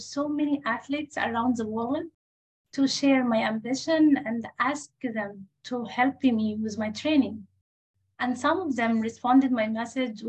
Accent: Egypt; English is a second language; moved away as an adult; now in United States; my home country

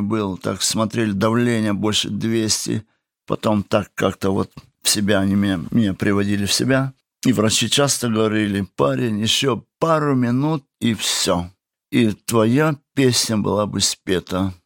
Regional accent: Kabardino-Balkaria, Russia; moved away as an adult; also born or lived in Kazakhstan; now in Germany; наш папа поехал на Кавказ, это Кабардино-Балкария

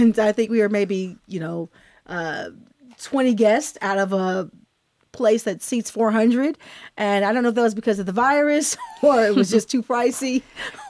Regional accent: California, United States; I'm also from California

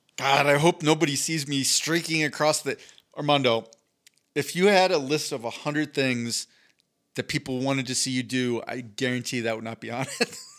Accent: East Coast, United States; moved away; I grew up on the East Coast

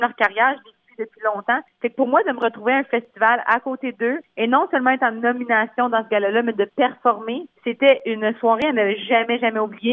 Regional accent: a small francophone village in Ontario, Canada; accent: Franco-Ontarian; first language French; Je suis née dans un petit village en Ontario, francophone.

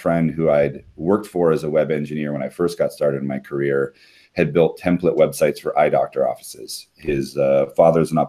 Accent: Hawaii, United States; moved away as an adult; My wife and I are both born and raised in Hawaii

